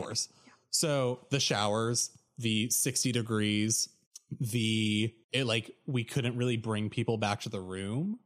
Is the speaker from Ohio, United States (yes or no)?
no; Oregon, United States; moved away as an adult; I'm from Oregon